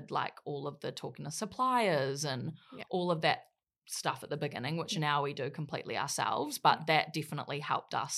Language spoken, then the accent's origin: English; Wellington, New Zealand; moved away; also born or lived in Gold Coast, Australia; in Wellington, New Zealand for most of my life. And I grew up there